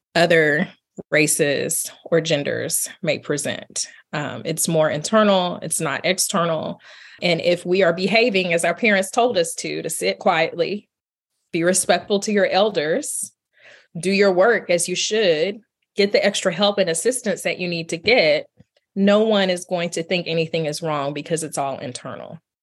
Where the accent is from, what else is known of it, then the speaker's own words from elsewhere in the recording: Marshall, Texas, United States; I was born in Marshall, Texas. I grew up in East Texas